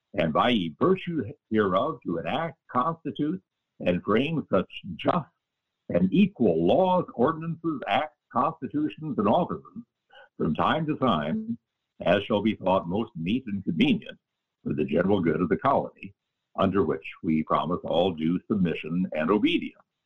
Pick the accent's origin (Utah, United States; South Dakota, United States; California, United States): South Dakota, United States; the motto of my home state, South Dakota